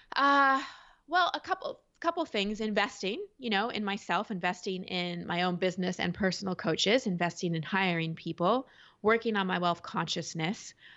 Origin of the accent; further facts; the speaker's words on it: Dallas, Texas, United States; I grew up in Dallas